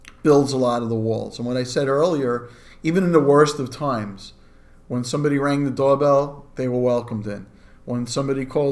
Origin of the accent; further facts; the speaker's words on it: New York City, New York, United States; I grew up in Brooklyn